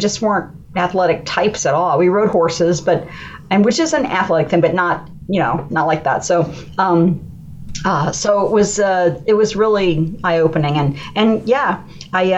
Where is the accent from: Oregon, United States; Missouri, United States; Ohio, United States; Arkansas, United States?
Ohio, United States; Columbus; I'm from Columbus, Ohio